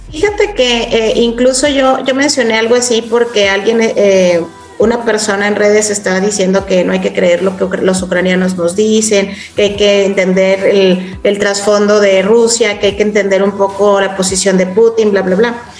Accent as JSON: {"language": "Spanish", "region": "Chihuahua", "country": "Mexico", "tie": "born or raised there", "also_born_or_lived": "Kyiv, Ukraine / Budapest, Hungary", "moved": "as an adult", "said": "Yo soy originaria de Chihuahua y justamente le decía a Mike que eh, yo tenía 17 años que no vivía aquí"}